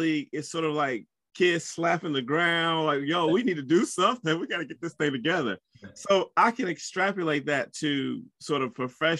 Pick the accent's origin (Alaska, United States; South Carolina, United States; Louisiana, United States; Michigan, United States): South Carolina, United States; because I'm from South Carolina.